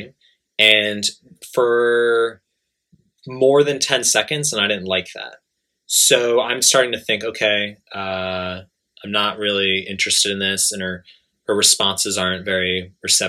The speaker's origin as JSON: {"language": "English", "region": "New York", "country": "United States", "moved": "yes", "lives_now": "Japan", "said": "I'm from New York."}